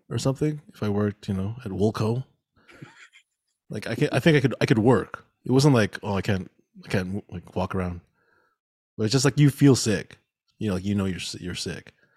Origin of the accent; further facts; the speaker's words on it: Mississauga, Ontario, Canada; we grew up here in Mississauga